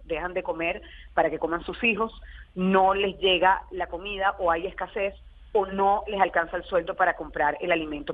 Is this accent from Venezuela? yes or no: yes; Venezuela; nosotros como venezolanos